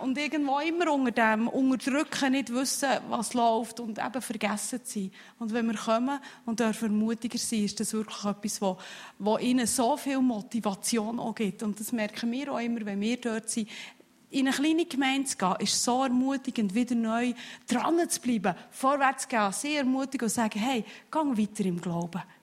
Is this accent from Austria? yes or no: no; Switzerland; als Schweizer